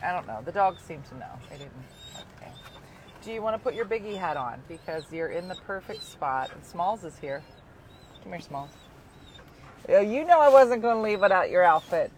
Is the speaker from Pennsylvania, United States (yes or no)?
yes; Philadelphia, Pennsylvania, United States; By hometown, I mean my hometown